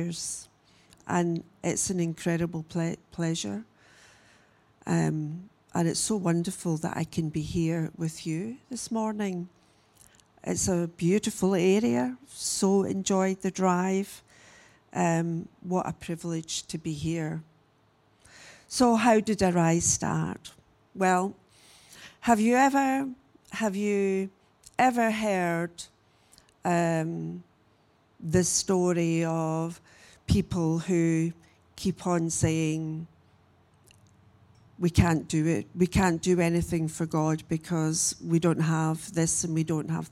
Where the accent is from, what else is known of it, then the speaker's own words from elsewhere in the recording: Glasgow, Scotland, United Kingdom; also born or lived in Adelaide, Australia; I was born here in Australia. I was born in Adelaide. My parents were 10-pound Poms, but they left Australia after 10 years and went back home to Glasgow. And I was nearly six when I left, and I then grew up in Glasgow